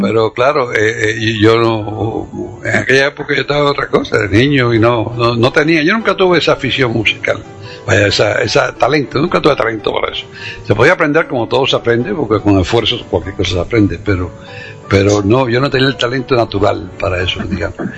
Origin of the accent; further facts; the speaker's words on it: Cuba; now in United States; yo soy americano, eh, más que cubano hoy en día